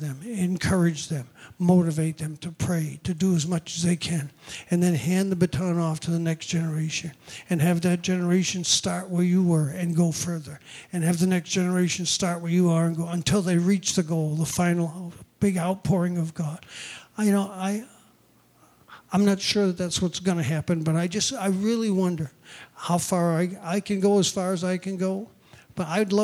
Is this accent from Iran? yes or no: no; New England, United States; moved away as an adult; also born or lived in Newburgh, New York; we grew up in New England